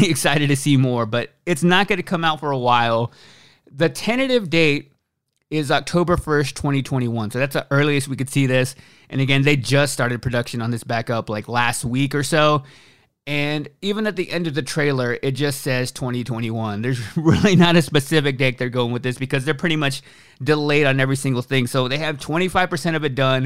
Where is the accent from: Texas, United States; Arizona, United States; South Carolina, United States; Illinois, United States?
Texas, United States; from the South like I am, I'm from Texas